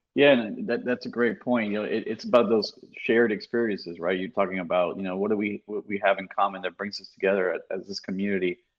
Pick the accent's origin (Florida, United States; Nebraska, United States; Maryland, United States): Florida, United States; South; also born or lived in New York; I, I grew up in South Florida, same Cuban immigrant parents